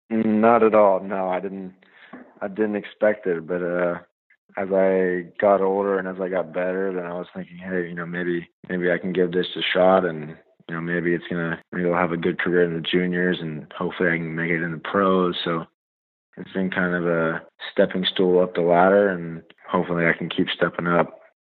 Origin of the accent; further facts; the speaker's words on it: Greenville, North Carolina, United States; I'm from Greenville, North Carolina.